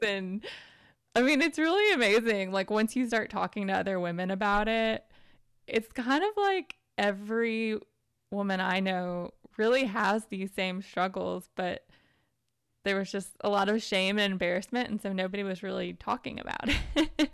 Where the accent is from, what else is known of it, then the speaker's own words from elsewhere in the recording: Tennessee, United States; I grew up in Tennessee in the South in the United States